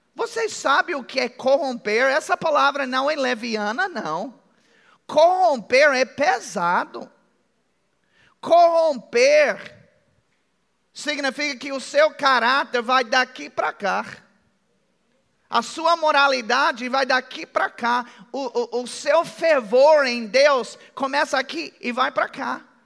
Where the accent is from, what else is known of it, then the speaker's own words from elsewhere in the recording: United States; accent: American; Portuguese is a second language; now in Brazil; eu tenho sotaque americano. Alguém percebeu que eu tenho um sotaque americano? É bem de leve